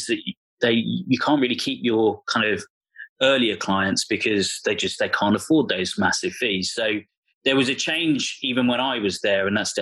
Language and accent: English; London, United Kingdom; also born or lived in Bristol; I grew up in North London